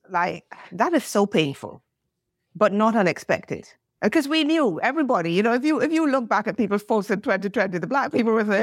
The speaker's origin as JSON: {"language": "English", "country": "United Kingdom", "said": "i am British Barbadian. I don't live in the US. I have cousins. I have a sister in the US."}